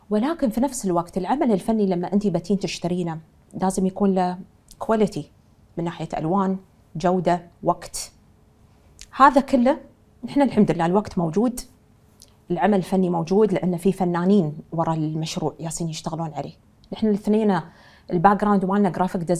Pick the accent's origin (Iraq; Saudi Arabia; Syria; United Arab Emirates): United Arab Emirates; Dubai; يعني ربيت في في هالدولة وعشت فيها وانا من من ترابها يعني فدايما تلهمني في سرعتها في الانجاز وخاصه انا من دبي